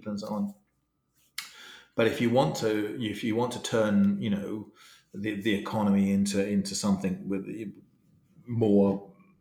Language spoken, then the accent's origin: English; England, United Kingdom; I'm English